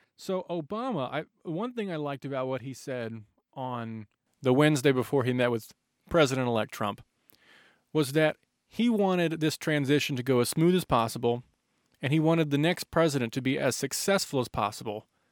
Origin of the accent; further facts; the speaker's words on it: United States; as an American